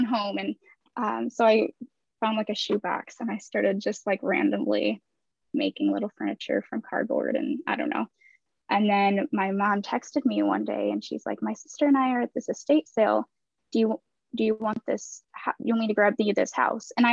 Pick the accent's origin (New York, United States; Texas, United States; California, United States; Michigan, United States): Michigan, United States; Kalamazoo; now in Grand Rapids, United States; I grew up in Kalamazoo